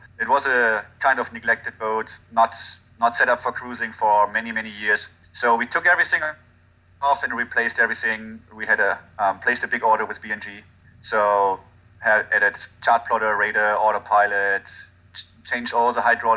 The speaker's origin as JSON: {"language": "English", "town": "Hagen", "region": "North Rhine-Westphalia", "country": "Germany", "second_language": "English", "moved": "yes", "said": "I'm from Germany. Where in Germany? A little town called Dortmund. A little town called Hagen, right next to Dortmund"}